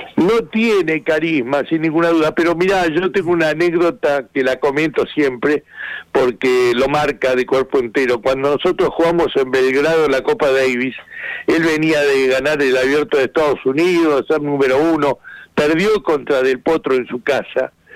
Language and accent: Spanish; Argentina; yo soy el único argentino que, que, que vivió todas las finales